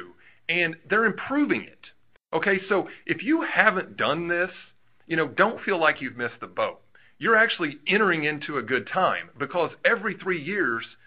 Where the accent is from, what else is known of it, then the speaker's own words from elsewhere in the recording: Southern Indiana, United States; I'm from Southern Indiana